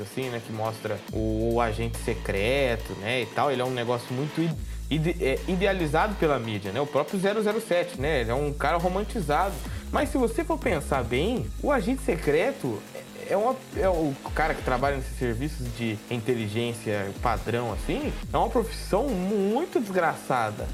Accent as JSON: {"language": "Portuguese", "town": "Araçatuba", "region": "São Paulo", "country": "Brazil", "said": "eu sou de Araçatuba"}